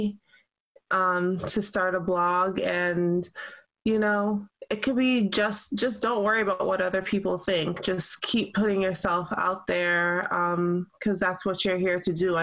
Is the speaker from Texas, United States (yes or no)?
no; New York City, New York, United States; I was born in Brooklyn